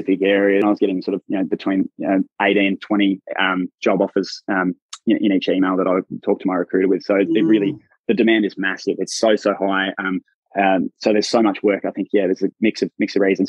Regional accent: Australia; accent: Australian; moved away; my accent is quite funny to people. So my workmates have been calling me Australia because I obviously stand out.

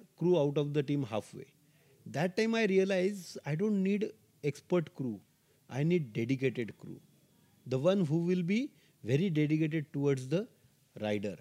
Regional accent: India; being an Indian, we have a culture of yoga

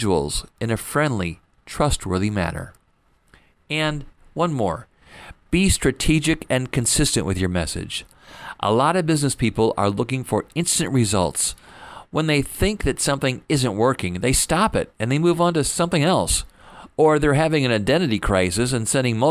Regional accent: Fort Wayne, Indiana, United States; moved away as an adult; also born or lived in Detroit, Michigan; I moved back to my hometown after my dad passed away

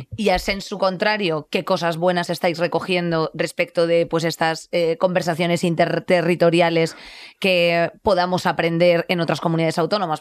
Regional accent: Madrid, Community of Madrid, Spain; aquí en Madrid nos estamos quejando, claro, yo hablo de donde, de donde soy

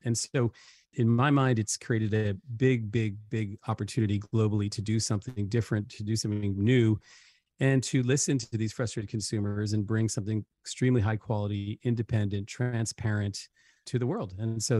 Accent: Paris, Île-de-France, France; also born or lived in Africa / China / Hong Kong; I mean, I'm half English, half American. I was raised in Paris, and French culture was my sort of first place I came to know the world. Lived extensively in Africa, lived in Asia, China, Hong Kong for 10 years.

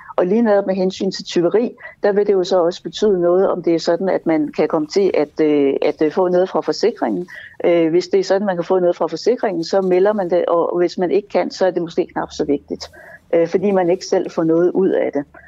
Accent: Jutland, Denmark; now in Copenhagen, Denmark; der i Jylland, hvor jeg kommer fra

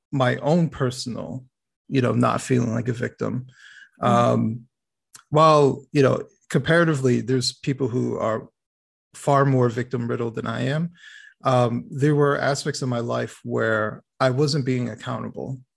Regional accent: Detroit, Michigan, United States; born there; So um, I was born in Detroit. Um, kind of moved all over the place throughout the country.

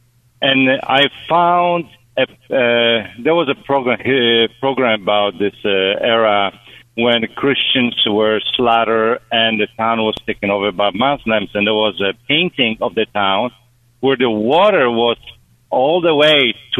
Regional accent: Poland; now in Chicago, United States; I'm Polish.

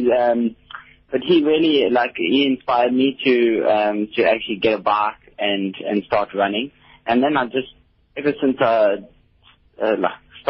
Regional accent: Port Elizabeth, Eastern Cape, South Africa; I'm from Port Elizabeth

